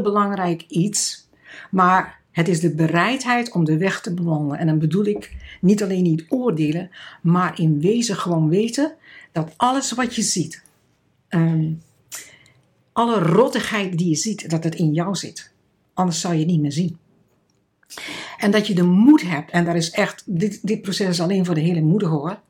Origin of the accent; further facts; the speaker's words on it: Netherlands; moved away; also born or lived in Kenya; als Nederlanders